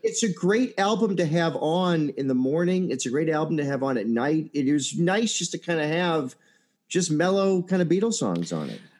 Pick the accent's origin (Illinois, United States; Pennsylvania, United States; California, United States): Illinois, United States; Chicago; I'm a Chicagoan